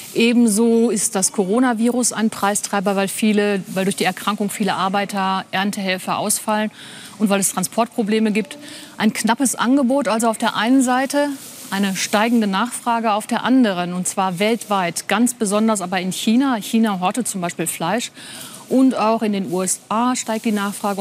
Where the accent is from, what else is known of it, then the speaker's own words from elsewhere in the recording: Germany; bei uns in Deutschland